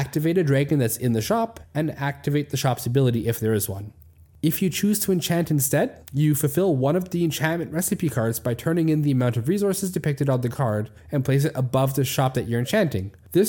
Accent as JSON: {"language": "English", "region": "Manitoba", "country": "Canada", "tie": "born or raised there", "said": "where I grew up in Manitoba, it's true. It's the reason I moved to the West Coast and live in a section of the country that barely gets any snow"}